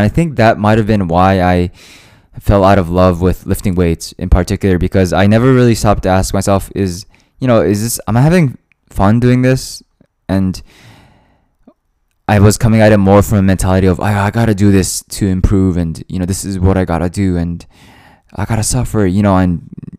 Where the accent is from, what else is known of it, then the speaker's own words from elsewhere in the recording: Japan; born there; also born or lived in Hawaii, United States; I moved there from Hawaii, and I was in a completely new environment, new people, new living situation, new work environment. Everything was new, right? And even though, you know, I was born in Japan